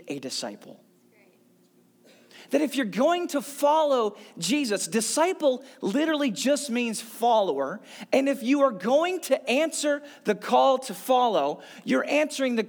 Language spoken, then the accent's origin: English; St. Louis, Missouri, United States; I had an amazing church. I grew up in St. Louis